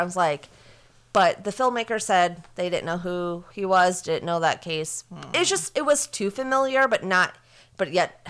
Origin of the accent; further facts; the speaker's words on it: Minnesota, United States; moved away; I'm originally from Minnesota.